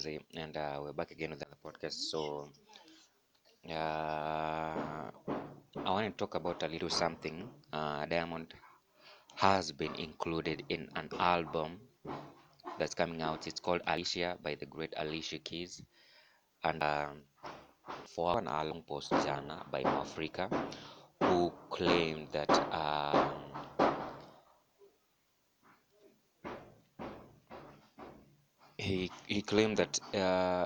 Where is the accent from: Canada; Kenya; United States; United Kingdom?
Kenya; as Kenyan artists